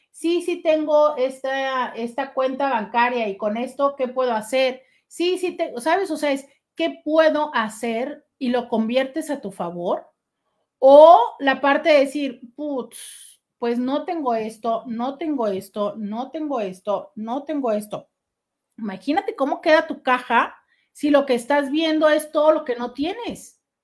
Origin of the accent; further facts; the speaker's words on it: Tijuana, Baja California, Mexico; Nosotros en Tijuana tenemos un estilo de vida muy desdibujado